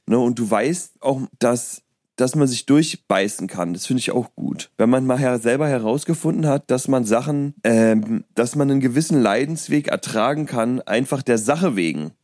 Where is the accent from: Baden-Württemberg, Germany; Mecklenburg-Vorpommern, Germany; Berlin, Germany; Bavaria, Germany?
Berlin, Germany; born or raised there; moved away